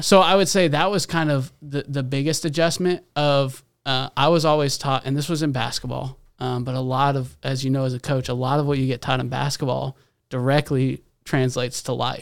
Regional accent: Fayetteville, Arkansas, United States; moved away; also born or lived in Kansas City; I was born in Arkansas, Fayetteville, Arkansas

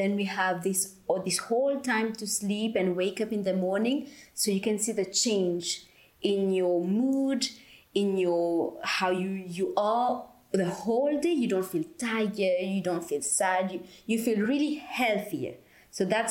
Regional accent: Mauritius; moved away

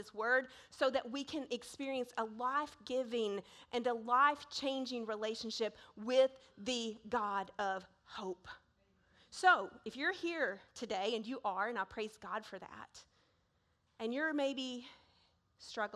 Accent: Searcy, Arkansas, United States; I was born in 1976 in Searcy, Arkansas, and I was placed up for adoption

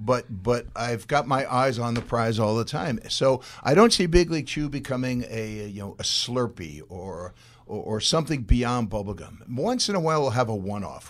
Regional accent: Massapequa, New York, United States; my hometown, Massapequa, New York

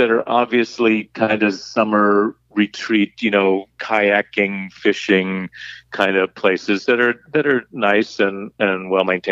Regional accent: West Virginia, United States; moved away; I grew up in West Virginia

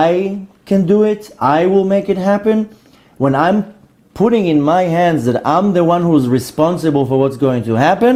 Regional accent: New York, United States; I'm originally from New York

